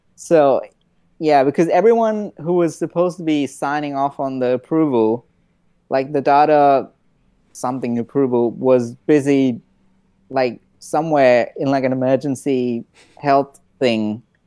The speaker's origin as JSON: {"language": "English", "country": "India", "said": "I'm Indian and we cook a lot of rice"}